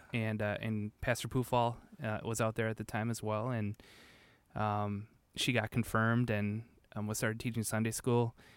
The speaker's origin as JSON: {"language": "English", "town": "Manitowoc", "region": "Wisconsin", "country": "United States", "also_born_or_lived": "Whitewater, Wisconsin", "said": "I'm from Manitowoc originally"}